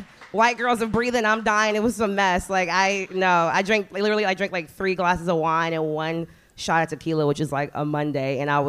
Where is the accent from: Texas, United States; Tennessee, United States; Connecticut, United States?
Texas, United States; Houston; No, I started in Austin. I'm from Houston originally.